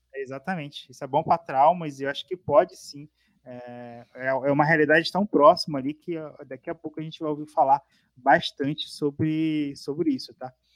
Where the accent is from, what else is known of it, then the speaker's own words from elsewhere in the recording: Rio de Janeiro, Brazil; now in São Paulo, Brazil; Eu fui nascido e criado no Rio, conhecia todas as estradas do Rio